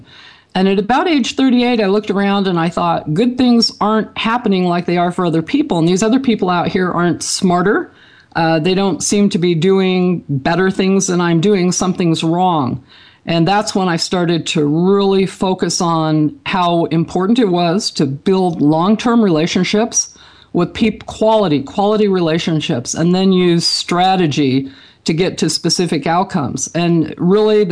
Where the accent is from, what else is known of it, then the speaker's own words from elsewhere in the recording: Franklin, Idaho, United States; I grew up in Franklin, Idaho, a very small community.